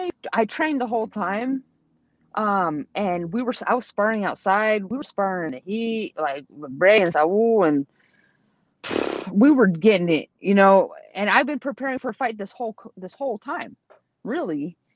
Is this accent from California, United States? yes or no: yes; San Jose, California, United States; I'm from San Jose, so I support them.